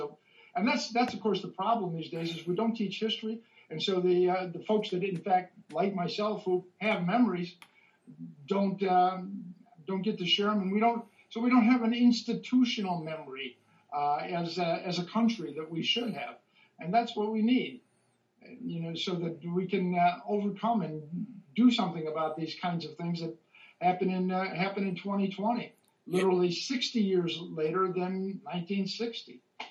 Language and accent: English; Chicago, Illinois, United States; I was, in fact, a Cook County state's attorney at one point. That's exactly right. So I've been involved in that. And I grew up here, and so I've been involved in it forever.